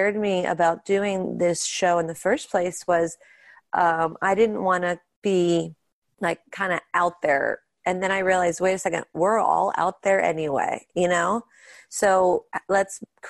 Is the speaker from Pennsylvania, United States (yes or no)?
yes; Pittsburgh, Pennsylvania, United States; We grew up in Pittsburgh and that's where we do our show and that's where our family is